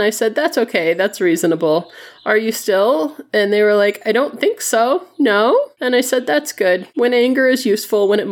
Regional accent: Flint, Michigan, United States; I grew up in Flint, and I grew up walking everywhere

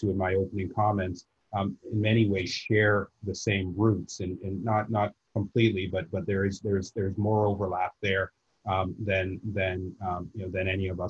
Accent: Nigeria; now in United States; I'm proudly Nigerian American, born on the continent, a son of the continent, who now spends the majority of his time in America.

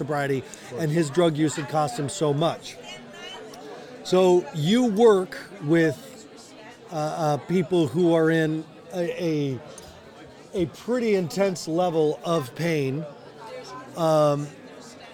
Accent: Colorado, United States; I'm from Colorado

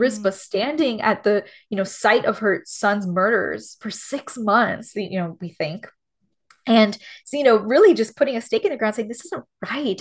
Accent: Miami, Florida, United States; moved away as an adult; also born or lived in Los Angeles; being born and raised in Miami where everyone's Cuban and everyone's like me

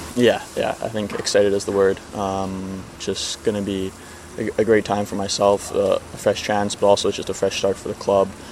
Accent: Vancouver, British Columbia, Canada; being a Canadian, playing with Vancouver since, from such a young age

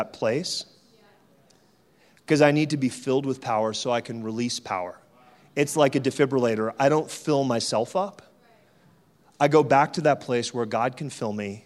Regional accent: Canada; also born or lived in France; I was born in France, and she kidnapped me from France to bring me to Canada

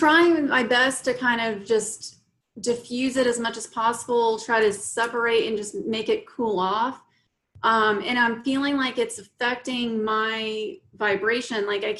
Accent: Mobile, Alabama, United States; moved away as an adult; also born or lived in San Diego, California; This is in Mobile, Alabama, my hometown.

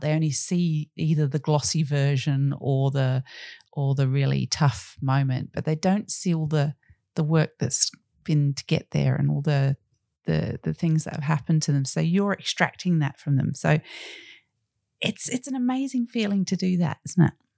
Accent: Australia

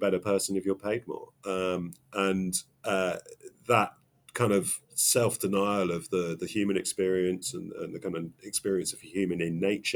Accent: England, United Kingdom; I'm very English

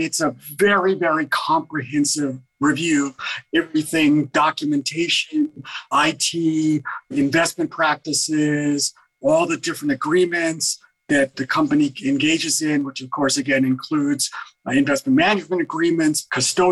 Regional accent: New York City, New York, United States; Hometown, New York City, born and raised in New York City, Manhattan General Hospital, 2nd Avenue and 17th Street

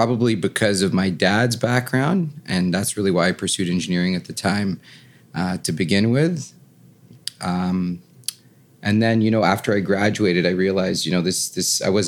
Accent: Toronto, Ontario, Canada; moved away as an adult; also born or lived in Florida; Born and raised in Toronto. Yeah. Studied my whole life in Toronto

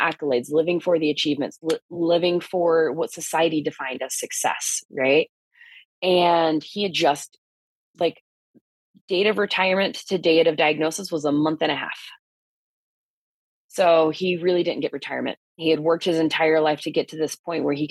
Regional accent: South Carolina, United States; moved away; my medical license went through in my home state of South Carolina

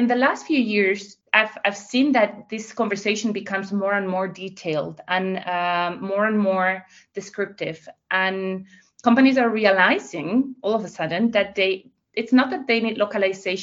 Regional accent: Spain; now in The Hague, Netherlands; I'm originally from Spain. I have lived in many countries, but I'm actually joining this interview from The Hague in the Netherlands.

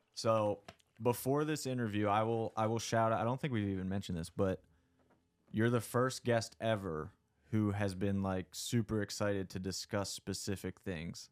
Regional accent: McConnellsburg, Pennsylvania, United States; I grew up in South Central P A in a little town called McConnellsburg

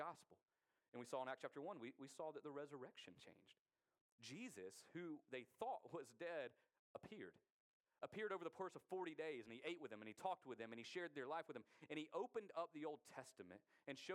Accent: United States; we as American Christians

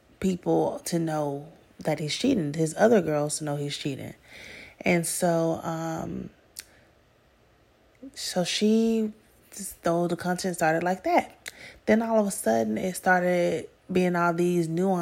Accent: Atlanta, Georgia, United States; I'm from Atlanta

